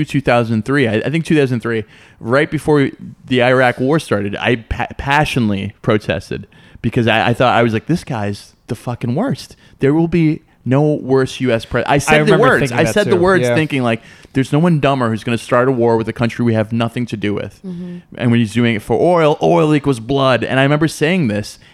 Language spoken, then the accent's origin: English; New York City, New York, United States; I grew up in New York City, and also like a suburb of New York City